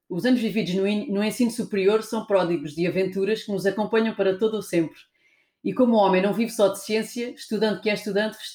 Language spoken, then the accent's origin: Portuguese; Alentejo, Portugal; eu sou alentejana, portanto tenho desculpa para dizer como eu quero